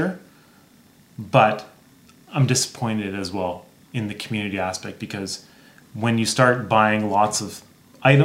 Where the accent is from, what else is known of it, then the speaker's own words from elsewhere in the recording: Northern Ontario, Canada; now in Alberta, Canada; I grew up in Northern Ontario, so I actually lived in an area where you had to import the gas, and it was really remote.